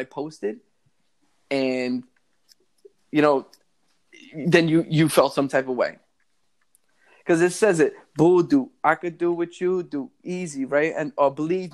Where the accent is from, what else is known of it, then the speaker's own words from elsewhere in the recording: New York City, New York, United States; born and raised in the Bronx